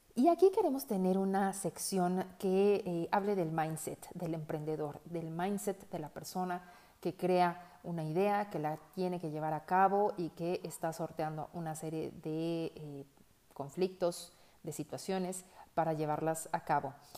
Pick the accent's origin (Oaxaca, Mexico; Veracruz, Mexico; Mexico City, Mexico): Mexico City, Mexico; moved away as an adult; now in Guadalajara, Mexico; Soy una chilanga viviendo en Guadalajara desde hace 10 años